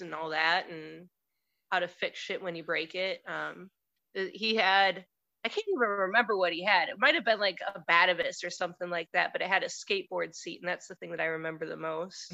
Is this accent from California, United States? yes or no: no; Detroit, Michigan, United States; moved away as an adult; now in Cleveland, United States; I'm from Detroit originally. Right now, I'm in Cleveland.